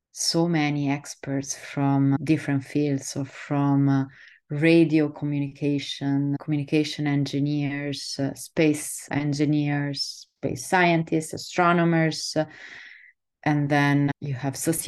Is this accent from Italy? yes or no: yes; Southern Italy, Italy; moved away as an adult; also born or lived in Netherlands; I'm an astrophysicist from Italy, from the south of Italy originally